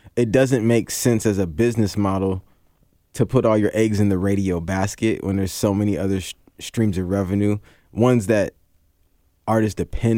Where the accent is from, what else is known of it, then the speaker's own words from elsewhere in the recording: Seattle, Washington, United States; I'm from Seattle.